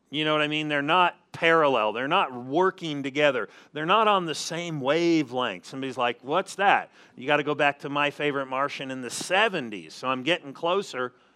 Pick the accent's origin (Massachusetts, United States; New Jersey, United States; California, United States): California, United States; Southern; moved away; I'm originally from Southern California